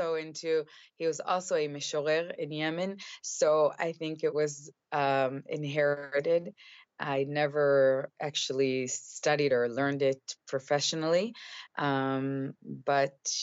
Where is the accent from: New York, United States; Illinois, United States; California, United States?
Illinois, United States; Chicago; born or raised there; moved away as an adult; now in Israel